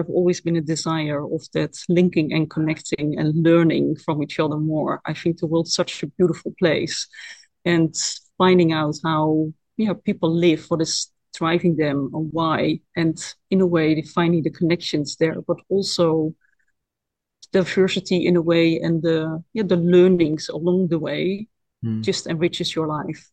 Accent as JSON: {"language": "English", "country": "Netherlands", "tie": "born or raised there", "accent": "Dutch", "second_language": "English", "moved": "as an adult", "said": "And my hometown is literally 5 kilometers away from where IOC takes place. It's the next village down at the coast"}